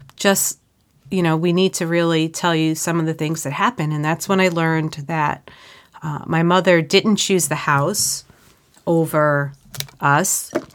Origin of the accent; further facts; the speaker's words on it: Suffolk County, New York, United States; I grew up in Suffolk County